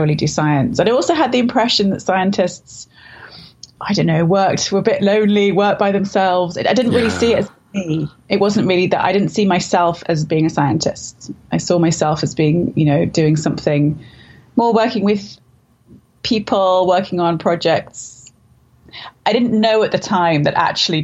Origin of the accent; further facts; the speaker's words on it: London, United Kingdom; I grew up in London.